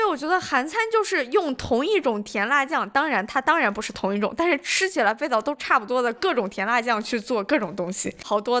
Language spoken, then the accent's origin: Chinese; northern China, China; 我是一个北方人，但是我也不能代表所有的北方人